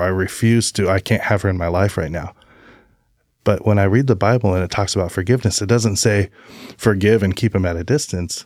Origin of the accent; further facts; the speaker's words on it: Albany, Oregon, United States; also born or lived in Brookings, Oregon; I was born in Albany, Oregon.